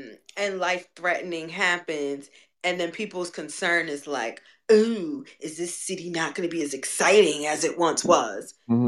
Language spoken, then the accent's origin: English; New York City, New York, United States; I'm a New Yorker, like an actual New Yorker, born and raised in this city.